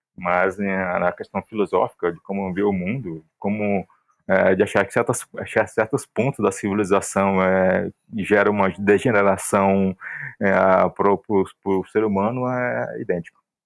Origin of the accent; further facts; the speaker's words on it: interior of Ceará, Brazil; now in Fortaleza, Brazil; embora que eu esteja agora aqui em Fortaleza, mas eu venho de uma cidade do interior do Ceará